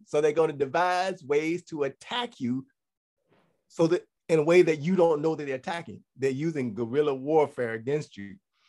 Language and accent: English; Ghana; now in Israel; because I was born on Friday. So … right? in Ghana.